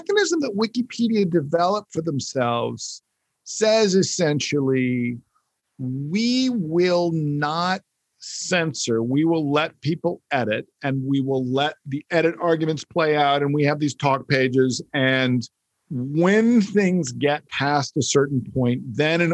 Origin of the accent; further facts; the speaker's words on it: United States; as an American who grew up in not just a country governed by the First Amendment